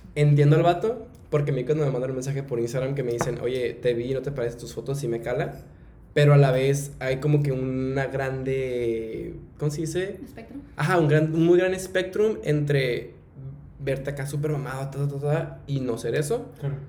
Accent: Mexico; que soy mexicano

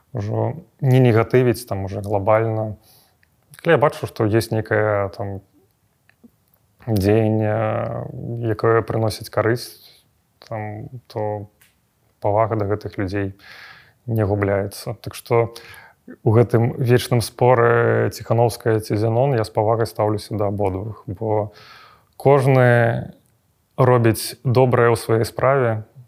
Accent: Belarus; мы беларусы

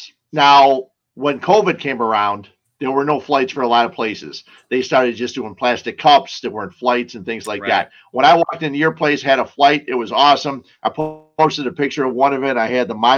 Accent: Cicero, Illinois, United States; I grew up in Cicero and got stuck by that train numerous times

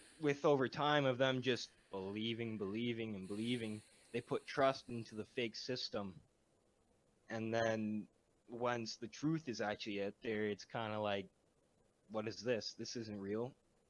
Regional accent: Ottawa, Ontario, Canada; born there; Okay, so I was born in Renfrew, or no, born in Ottawa, and then kind of moved around a lot throughout the life.

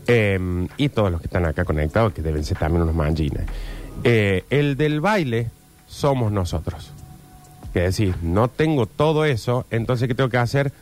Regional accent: Argentina; los argentinos creemos que somos europeos

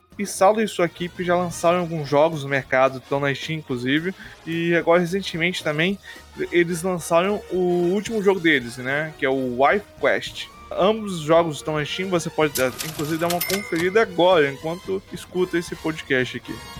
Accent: Rondônia, Brazil; eu sou de, do estado de Rondônia

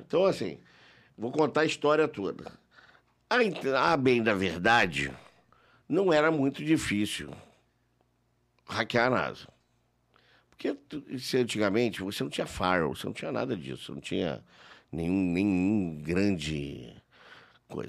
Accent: Rio de Janeiro, Brazil; also born or lived in Brasília; eu passei a minha adolescência na Zona Sul do Rio de Janeiro.

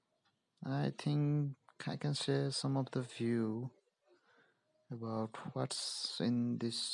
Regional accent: Nepal; I'm from Nepal

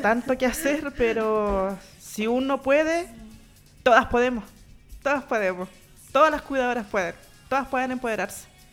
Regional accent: Valdivia, Los Ríos, Chile; now in Santiago, Chile; Yo soy de Valdivia, me vine sola acá a Santiago

